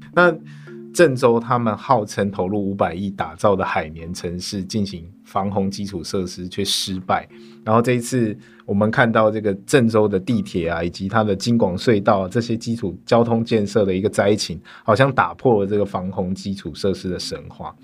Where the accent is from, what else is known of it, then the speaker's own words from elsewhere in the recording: Tainan, Taiwan; 我的家乡台南